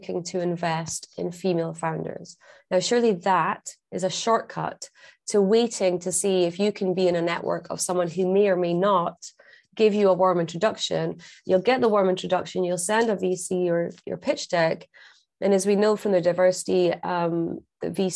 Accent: Scotland, United Kingdom; I'm Scottish

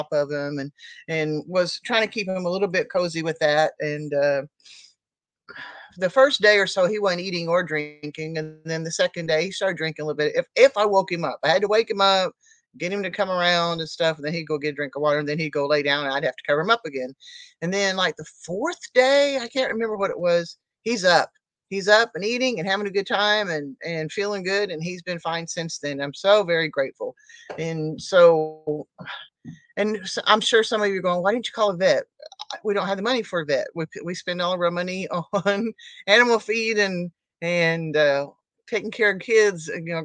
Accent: Oklahoma, United States; I'm from Oklahoma

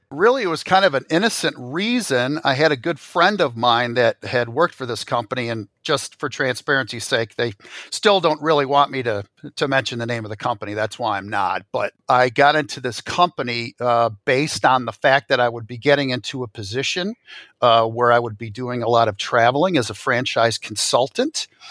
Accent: Royal Oak, Michigan, United States; I grew up, uh, in a northern suburb of Detroit, uh, Royal Oak, Michigan

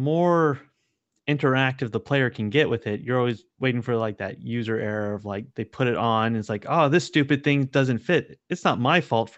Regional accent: San Diego, California, United States; I grew up in San Diego

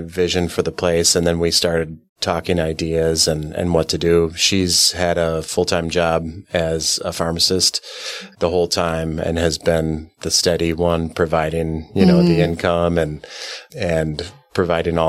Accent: Mequon, Wisconsin, United States; In Mequon

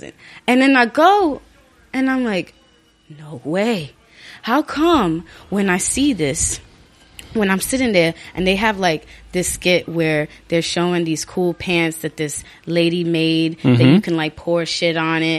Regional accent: New York City, New York, United States; Born and raised Brooklyn Hospital.

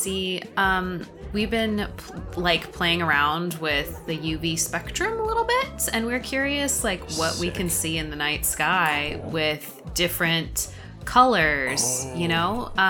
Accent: Sacramento, California, United States; Oh, I'm from California. I'm up in SAC.

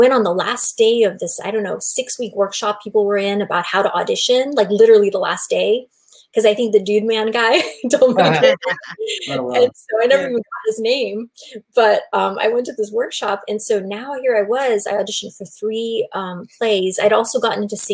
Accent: Bay Area, Silicon Valley, Northern California, United States; I grew up in Northern California in the Bay Area, Silicon Valley

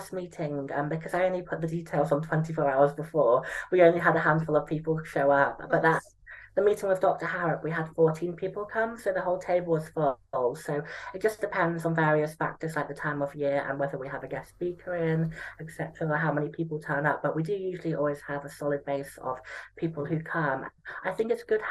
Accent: Stratford-upon-Avon, West Midlands, United Kingdom; moved away as an adult; now in Liverpool, United Kingdom; I'm from Stratford-on-Avon in Warwickshire.

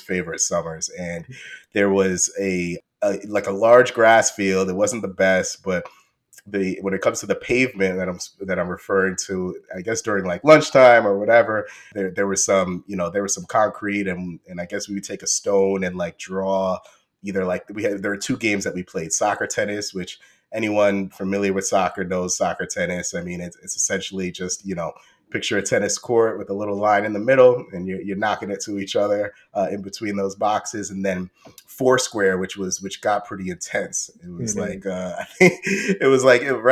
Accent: New York City, New York, United States; we grew up in Queens

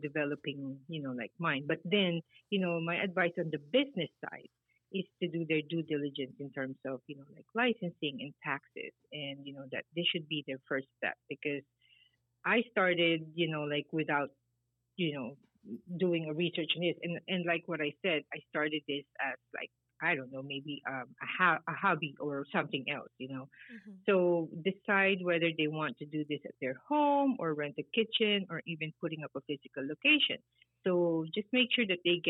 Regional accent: Philippines; moved away as an adult; now in United States; I grew up in the Philippines. I moved to the States when I was already 33, 35 years old

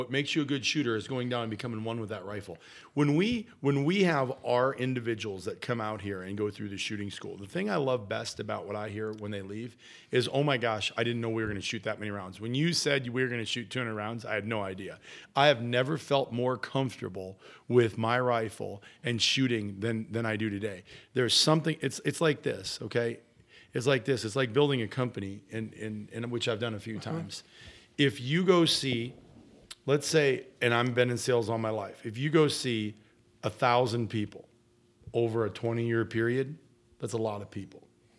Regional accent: Iowa, United States; That's why I'm better, because I grew up in Iowa and I was a bow hunter.

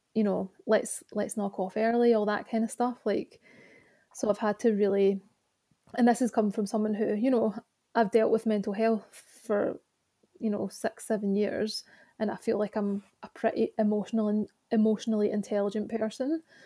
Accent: Glasgow, Scotland, United Kingdom; now in Birmingham, United Kingdom; I was born in Glasgow and I now love, live in Birmingham.

